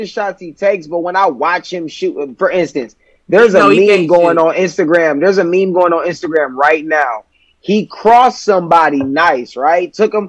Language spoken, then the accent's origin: English; Gary, Indiana, United States; moved away; I'm from Gary, Indiana, and even over in Gary, which isn't far from the south side of Chicago